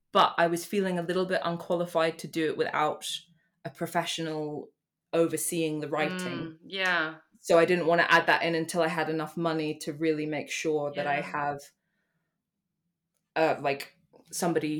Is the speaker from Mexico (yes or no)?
no; United Kingdom; I'm British and that's where I am right now.